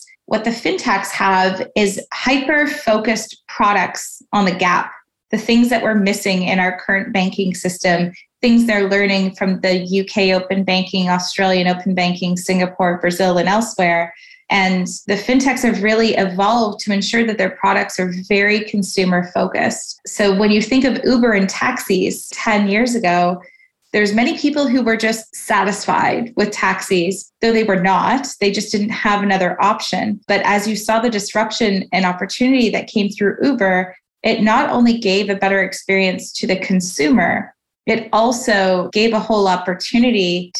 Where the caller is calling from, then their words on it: Toronto, Ontario, Canada; I'm calling in from Toronto, Canada.